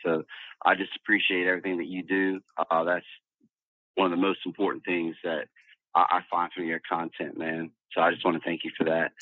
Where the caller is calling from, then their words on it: Louisiana, United States; I'm calling down from Louisiana